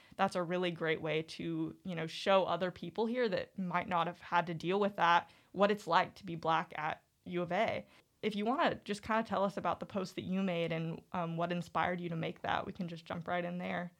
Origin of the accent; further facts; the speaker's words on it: Eureka Springs, Arkansas, United States; I'm from Eureka Springs